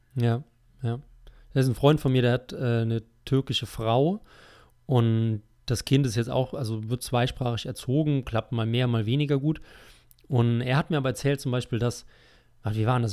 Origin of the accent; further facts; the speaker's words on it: Germany; wir als Deutsche